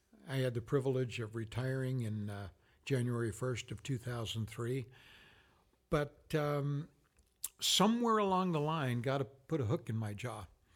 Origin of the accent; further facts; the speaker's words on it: New York City, New York, United States; I was born and raised in New York City.